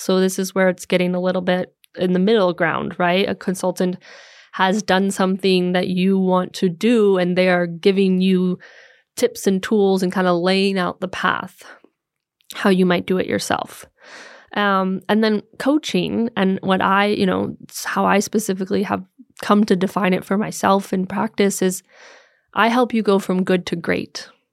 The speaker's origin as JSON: {"language": "English", "country": "United States", "also_born_or_lived": "Los Angeles", "moved": "as an adult", "lives_now": "Copenhagen, Denmark", "said": "I'm an American living here in, in Copenhagen now since 2018"}